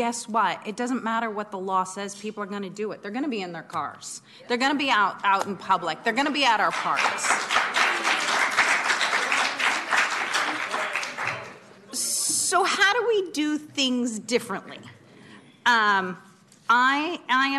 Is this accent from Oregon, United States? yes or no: yes; Oregon, United States; now in Sacramento, United States; I grew up in Oregon